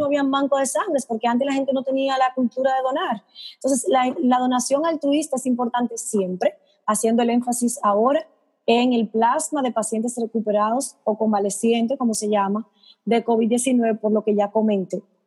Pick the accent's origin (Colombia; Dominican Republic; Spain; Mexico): Dominican Republic; como los dominicanos somos tan altos